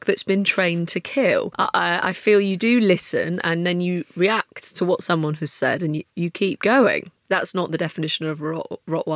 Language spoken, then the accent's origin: English; United Kingdom; being British